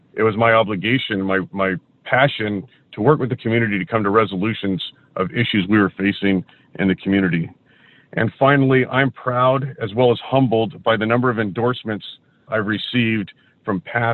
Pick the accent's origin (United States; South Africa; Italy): United States; Foster City, California; also born or lived in San Diego County; I grew up in Foster City. My family moved here in 1972 and raised me and as well as my two brothers here in Foster City. Went to public schools here